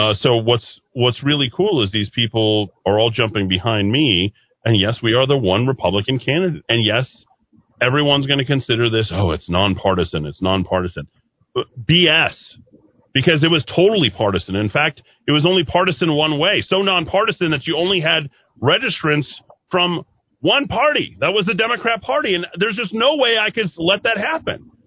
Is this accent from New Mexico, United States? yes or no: yes; Albuquerque, New Mexico, United States; also born or lived in Las Vegas, Nevada; I was not thrilled about being in Albuquerque, but I thought, this is my hometown